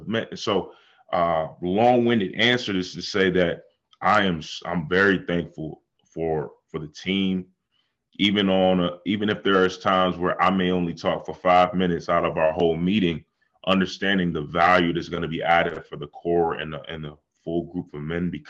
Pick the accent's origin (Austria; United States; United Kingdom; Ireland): United States; Buffalo, New York; now in Atlanta, United States; I'm from Buffalo